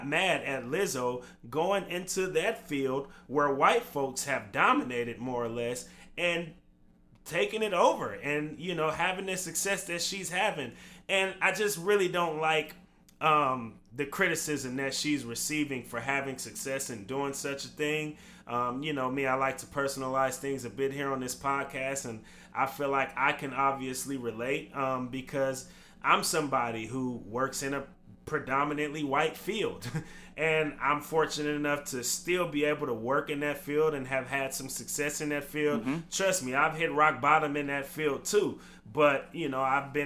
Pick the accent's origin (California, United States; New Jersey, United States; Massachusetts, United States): California, United States; Vallejo; I grew up in Vallejo, and I went to school in Vallejo from elementary through my eighth grade year of middle school.